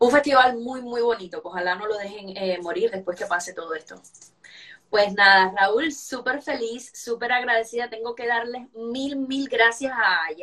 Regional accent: Santiago de Cuba, Cuba; Bueno, yo soy santiaguera

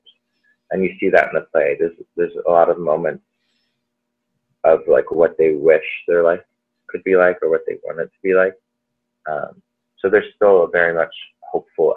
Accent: Allen, Texas, United States; moved away as an adult; also born or lived in New York; I'm originally from Dallas, Allen, Texas specifically

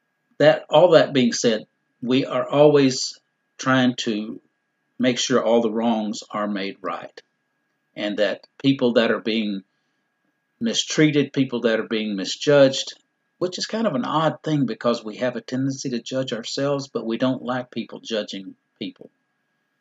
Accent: Dallas, Texas, United States; I'm born and raised in Dallas

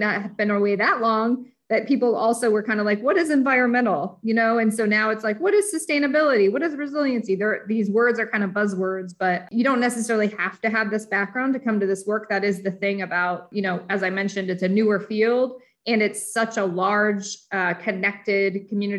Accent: Indiana, United States; also born or lived in Detroit area, Michigan; I'm from Detroit area, but I grew up in Indiana.

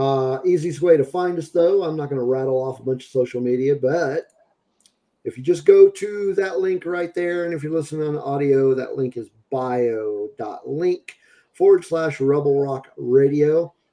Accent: Aurora, Colorado, United States; born there; Okay. I was born in Aurora.

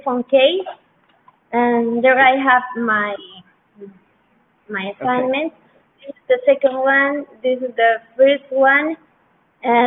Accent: Huancayo, Junín, Peru; English is a second language; I'm from Huancayo too

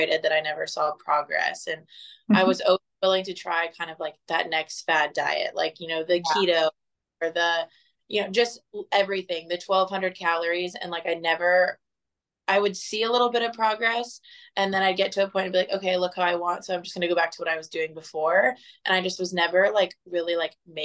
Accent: Fort Myers, Florida, United States; moved away as an adult; now in Dallas, United States; I'm originally from Southwest Florida. Grew up in Fort Myers for the first 23 years of my life

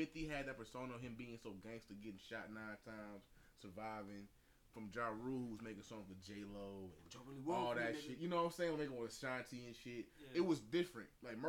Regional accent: New York City, New York, United States; So I'm from New York, New York. This is how we do.

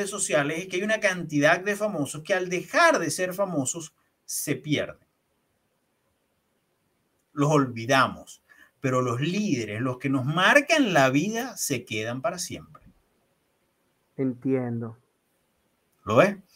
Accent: Venezuela; now in Chile; Llego a Chile y no hay un taxi donde no me monte, que no me pregunten al saber que soy venezolano

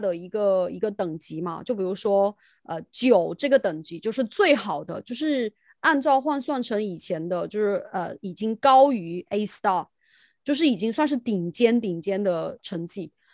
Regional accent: China; now in United Kingdom; 就我们在大陆叫语文嘛

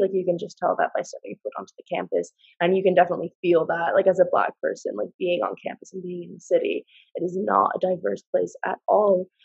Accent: United States; moved away as an adult; now in Exeter, United Kingdom; I am from America, so I'm an international student

